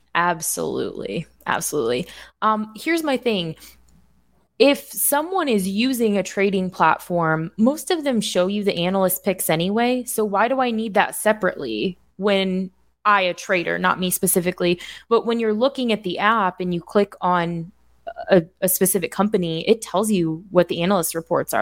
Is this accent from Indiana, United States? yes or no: yes; Indiana, United States; born or raised there; moved away